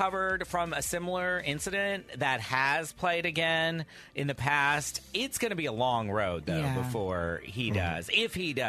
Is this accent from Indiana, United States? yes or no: no; Fort Worth, Texas, United States; moved away; from my hometown, Fort Worth, Texas.